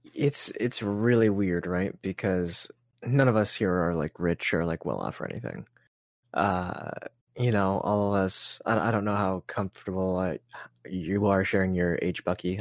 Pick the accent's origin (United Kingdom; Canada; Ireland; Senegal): Canada; we're Canadian